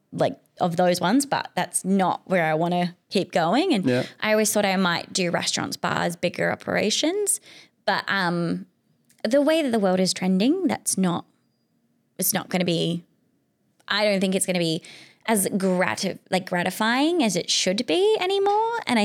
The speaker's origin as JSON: {"language": "English", "country": "Australia", "said": "Like I love them. Big fan. I'm an Australian. But sometimes we miss the point generally, but not on our fault, just because of how we've grown up."}